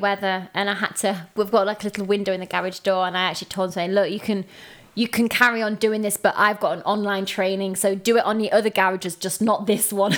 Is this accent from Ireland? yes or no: no; England, United Kingdom